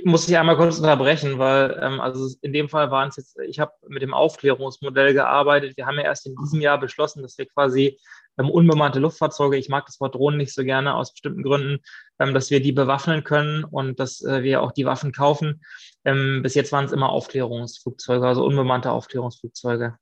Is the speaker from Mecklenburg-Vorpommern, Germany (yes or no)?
yes; Mecklenburg-Vorpommern, Germany; moved away as an adult; also born or lived in Tel Aviv / Vienna / Stockholm; wenn ich nach Mecklenburg-Vorpommern zurückgekommen bin in meine Heimat